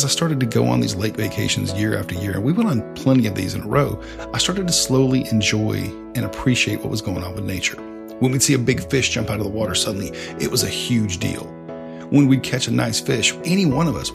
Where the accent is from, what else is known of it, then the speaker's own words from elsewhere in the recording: the South, United States; growing up in the South